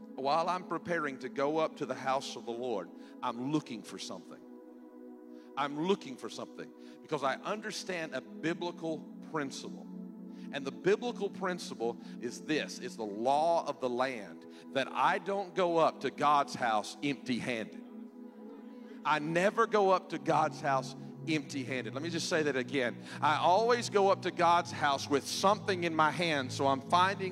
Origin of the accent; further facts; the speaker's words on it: South Carolina, United States; moved away; I'm from South Carolina, too.